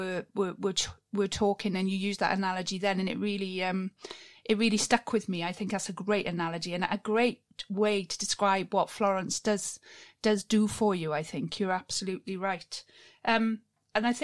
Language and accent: English; Wales, United Kingdom; being a Welsh girl